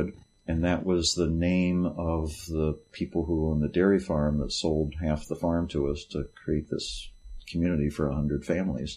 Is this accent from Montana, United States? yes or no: no; West Virginia, United States; I grew up in West Virginia